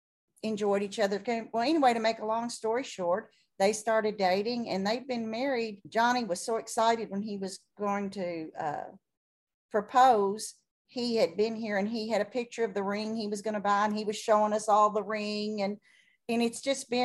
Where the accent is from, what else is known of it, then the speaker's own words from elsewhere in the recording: Kentucky, United States; I am from Kentucky